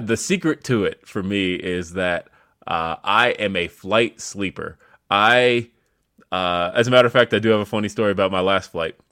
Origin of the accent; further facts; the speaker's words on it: California, United States; now in Colorado, United States; I'm originally from California. That's my home